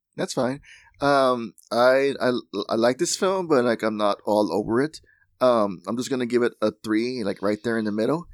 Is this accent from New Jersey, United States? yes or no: no; Laredo, Texas, United States; in Laredo, Texas, um, my hometown